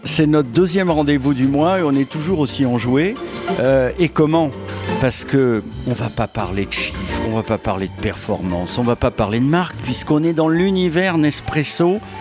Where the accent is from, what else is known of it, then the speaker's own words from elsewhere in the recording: Paris, Île-de-France, France; je suis un Parisien